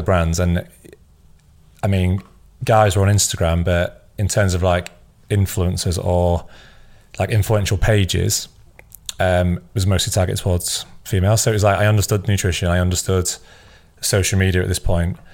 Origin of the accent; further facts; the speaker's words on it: Scunthorpe, Yorkshire and the Humber, United Kingdom; moved away as an adult; also born or lived in Leeds; I was from Scunthorpe originally, which is about an hour away